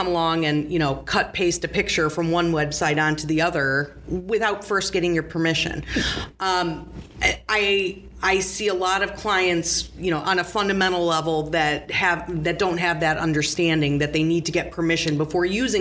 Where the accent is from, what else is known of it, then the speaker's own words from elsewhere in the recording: right outside Gary, Indiana, United States; I grew up right outside Gary, Indiana.